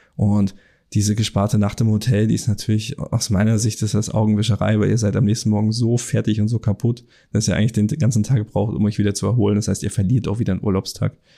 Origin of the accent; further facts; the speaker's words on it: Germany; bei uns in Deutschland